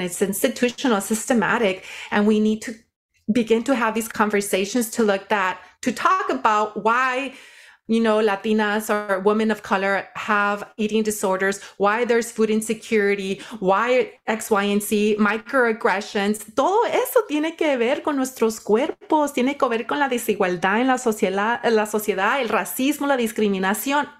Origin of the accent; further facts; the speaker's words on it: Watsonville, California, United States; also born or lived in Nayarit, Mexico; I was raised in, uh, Watsonville, California. Grew up working in the field